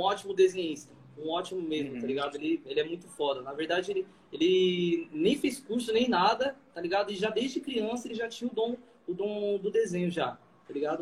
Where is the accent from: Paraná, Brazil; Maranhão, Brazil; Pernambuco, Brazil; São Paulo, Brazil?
São Paulo, Brazil; Caieiras; sou daqui de Caeira, São Paulo